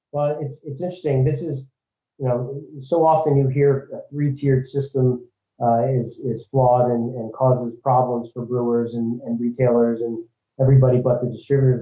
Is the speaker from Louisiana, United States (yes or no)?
no; New Jersey, United States; we're both from New Jersey.